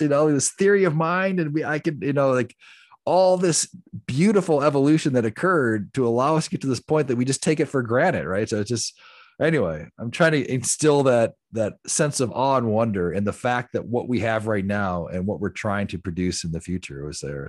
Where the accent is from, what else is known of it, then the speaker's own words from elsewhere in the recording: the Rust Belt, Midwest, United States; I came from the Midwest, the Rust Belt, where you actually turned wrenches and built things